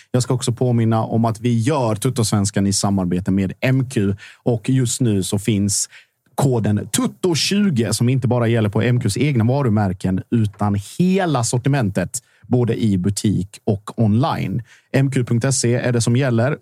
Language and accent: Swedish; Sweden; jag är född i Sverige